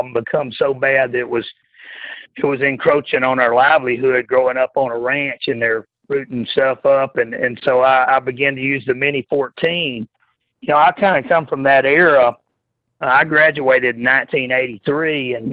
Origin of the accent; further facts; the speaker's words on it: Texas, United States; growing up in Texas